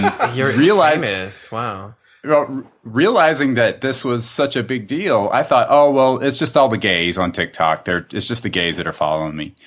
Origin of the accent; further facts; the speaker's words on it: South Carolina, United States; accent: drawl; moved away; I'm originally from South Carolina